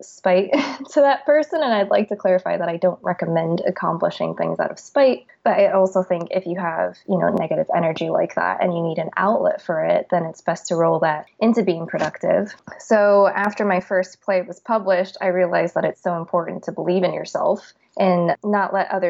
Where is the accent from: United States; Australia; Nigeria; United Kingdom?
United States; Scottsdale, Arizona; now in Los Angeles, United States; I'm originally from Scottsdale, Arizona, and now I live in Los Angeles